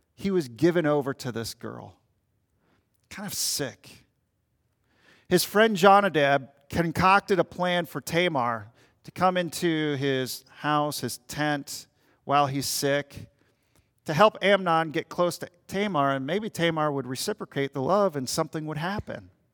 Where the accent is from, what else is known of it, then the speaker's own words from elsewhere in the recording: Minnesota, United States; I'm from Minnesota, Minnesota Timberwolves